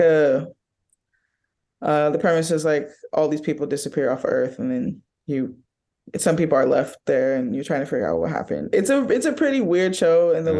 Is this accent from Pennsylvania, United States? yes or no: no; Oakland, California, United States; I'm from Oakland